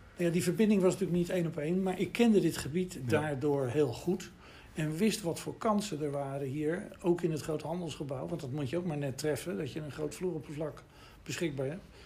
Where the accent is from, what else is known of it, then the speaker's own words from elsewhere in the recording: Rotterdam, South Holland, Netherlands; also born or lived in Delft; geboren in Rotterdam in 1951. Dus dat is wel even terug. Maar ik ben dus een wederopbouwjongen. Dus ik heb hier eh, mijn jeugd doorgebracht